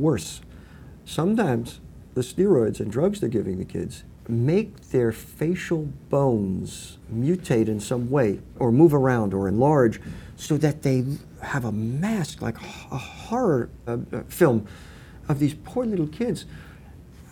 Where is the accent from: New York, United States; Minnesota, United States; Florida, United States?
New York, United States; Westchester County; moved away as an adult; now in California, United States; I grew up in Westchester in a housing development with woods out back